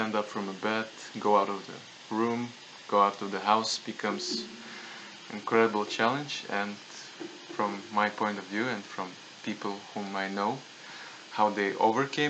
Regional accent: Latvia; moved away as an adult; now in Leszno, Poland; I'm from Latvia and now I'm volunteering in Leshno

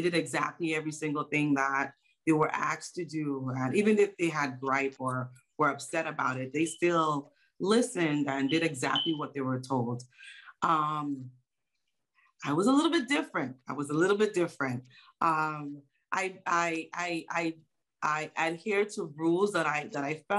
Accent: U.S. Virgin Islands; I was born in St. Croix, U.S. Virgin Islands

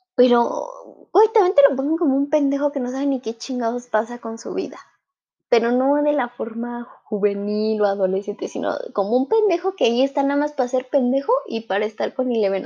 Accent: Mexico; en mi país, en México

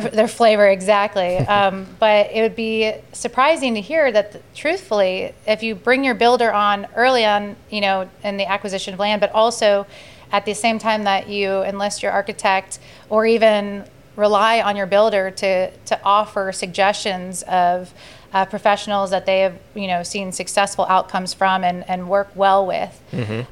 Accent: Sarasota, Florida, United States; my history of growing up in Sarasota and my familiarity with the neighborhoods

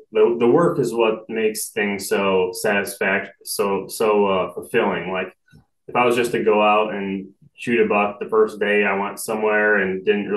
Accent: Michigan, United States; moved away as an adult; now in Ohio, United States; I'm from Michigan

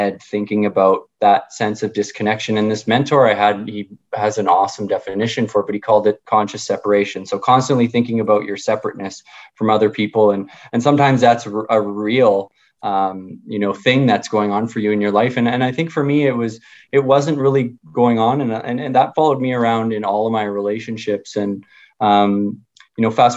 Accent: Winnipeg, Manitoba, Canada; I grew up in Charleswood in Winnipeg

